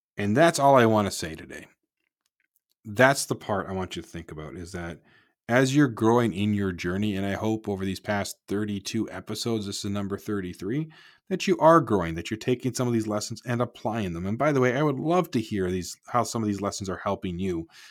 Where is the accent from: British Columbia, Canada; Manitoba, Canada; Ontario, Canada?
Ontario, Canada; Markham; moved away; I'm from Markham originally